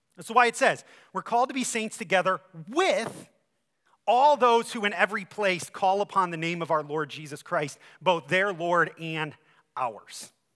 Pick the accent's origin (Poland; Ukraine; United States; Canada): United States; Ohio; now in Michigan, United States; I'm from Ohio